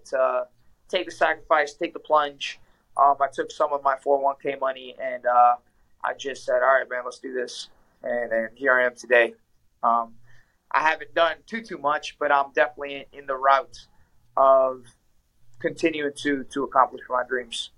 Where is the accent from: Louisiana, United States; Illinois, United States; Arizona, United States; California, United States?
Louisiana, United States; New Orleans; moved away as an adult; also born or lived in Ecuador; now in Washington, D.C., United States; I'm from South America, Ecuador. I was born there. I came to the States uh, as a kid. I was three, four years old when I came to the States. Uh, I came, I moved, we moved to New Orleans.